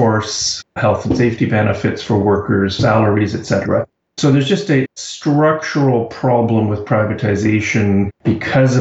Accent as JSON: {"language": "English", "country": "Canada", "said": "I'm Canadian and based in Kingston"}